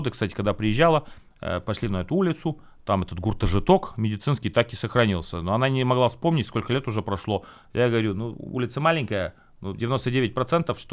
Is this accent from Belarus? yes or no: no; Latvia; moved away as an adult; now in Ukraine; Я этнический латыш полностью.